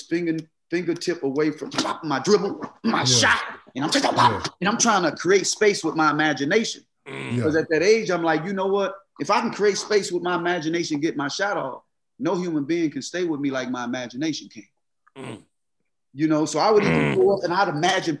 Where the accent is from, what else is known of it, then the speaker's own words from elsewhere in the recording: Mississippi, United States; growing up in Mississippi